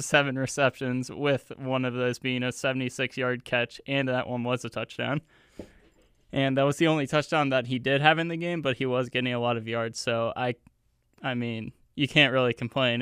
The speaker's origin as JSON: {"language": "English", "town": "Youngstown", "region": "Ohio", "country": "United States", "tie": "born or raised there", "moved": "yes", "said": "my, my hometown, Youngstown, Ohio, which is, like, four hours away from here."}